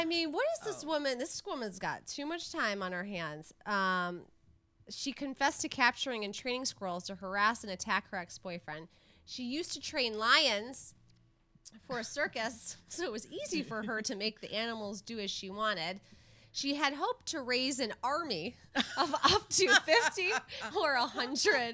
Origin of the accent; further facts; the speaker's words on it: Michigan, United States; my home state of Michigan